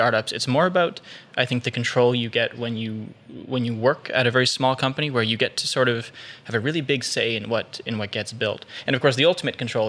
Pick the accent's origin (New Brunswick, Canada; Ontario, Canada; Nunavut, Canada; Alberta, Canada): Ontario, Canada; Ottawa; I grew up in Fitzroy Harbour for 17 years